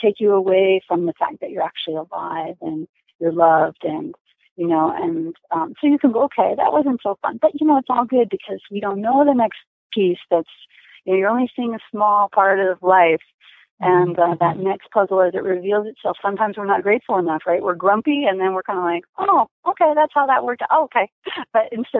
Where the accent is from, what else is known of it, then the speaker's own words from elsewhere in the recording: New Jersey, United States; I grew up kind of in rural America on the East Coast in New Jersey